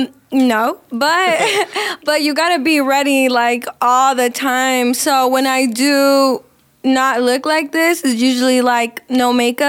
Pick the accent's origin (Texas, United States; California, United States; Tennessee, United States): California, United States; Fortuna; born there; I was born in California, in Fortuna, California, which is like way up north past Eureka.